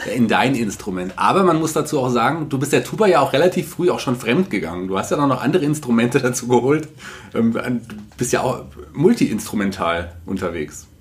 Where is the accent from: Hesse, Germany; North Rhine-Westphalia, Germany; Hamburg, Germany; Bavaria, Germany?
Hesse, Germany; Fulda; als gebürtiger Fuldaer